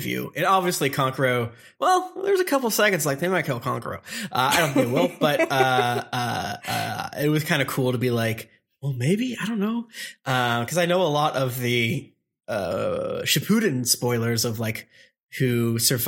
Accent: Florida, United States; I'm from Florida

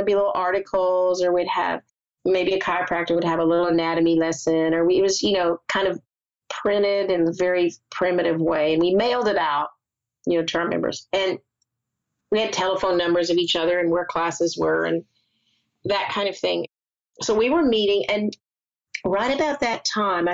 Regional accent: the South, United States; moved away; We grew up in the South

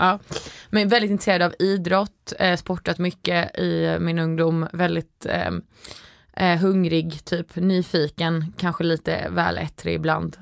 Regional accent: Sweden; also born or lived in United States; jag tror jag var lite mobbad för att jag var svensk

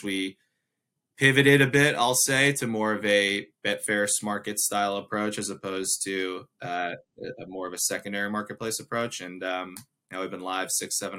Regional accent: United States; being an American

